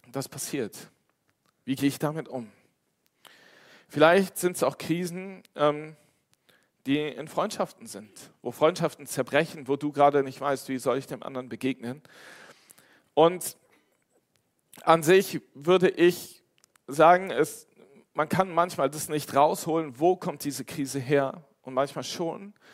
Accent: Cologne, North Rhine-Westphalia, Germany; now in Westerwald, Germany; Ich bin extra von Köln in den Westerwald gezogen und habe meine Heimat verlassen, damit ich diesen Bus fahren kann

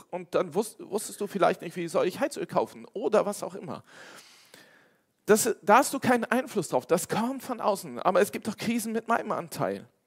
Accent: Cologne, North Rhine-Westphalia, Germany; now in Westerwald, Germany; Ich bin extra von Köln in den Westerwald gezogen und habe meine Heimat verlassen, damit ich diesen Bus fahren kann

